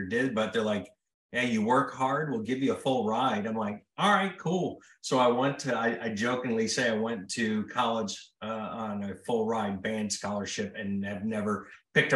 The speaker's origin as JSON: {"language": "English", "region": "Mississippi", "country": "United States", "tie": "born or raised there", "also_born_or_lived": "Libertyville, Illinois", "accent": "Mississippian", "said": "I grew up in Mississippi"}